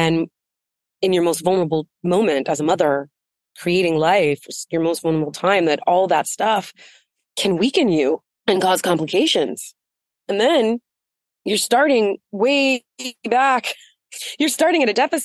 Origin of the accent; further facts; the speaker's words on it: United States; I grew up on the Navajo reservation